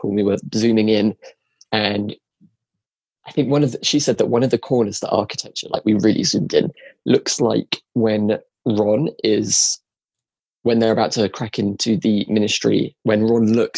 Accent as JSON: {"language": "English", "region": "England", "country": "United Kingdom", "said": "we're from England"}